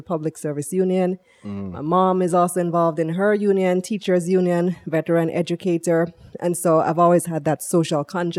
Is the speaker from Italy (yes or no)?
no; Belmopan, Cayo District, Belize; moved away as an adult; also born or lived in New York, United States; now in Jamaica; I'm from Belize. Mm-hmm. And that's where I grew up.